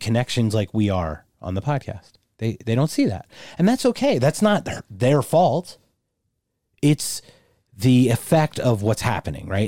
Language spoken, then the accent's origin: English; Philadelphia, Pennsylvania, United States; I'm from Philadelphia